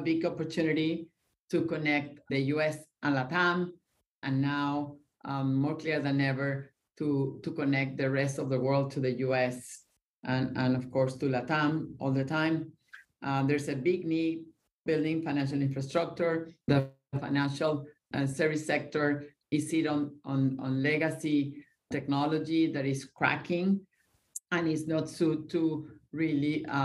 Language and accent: English; Venezuela; now in Miami, United States; I grew up in Venezuela